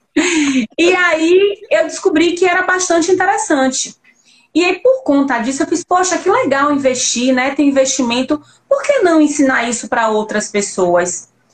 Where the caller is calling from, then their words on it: Lauro de Freitas, Bahia, Brazil; Eu falo daqui de Lauro de Freitas, Bahia